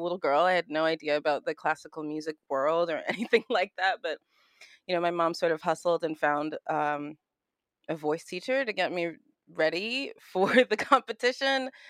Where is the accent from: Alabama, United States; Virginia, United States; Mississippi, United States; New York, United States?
New York, United States; New York City; moved away as an adult; now in Los Angeles, United States; Grew up Brooklyn, New York